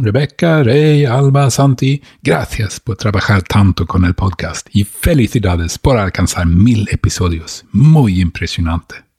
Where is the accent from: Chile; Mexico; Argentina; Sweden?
Sweden; Spanish is a second language; de Suecia